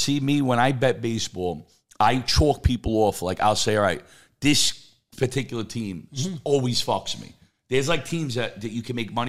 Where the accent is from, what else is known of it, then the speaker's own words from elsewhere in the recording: New York City, New York, United States; I grew up on Metropolitan Avenue.